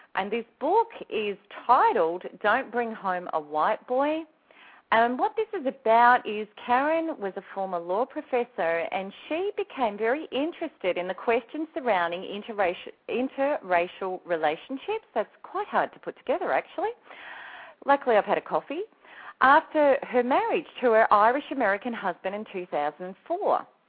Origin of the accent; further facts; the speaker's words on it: Australia; the only Aussie on the Snap Out of It network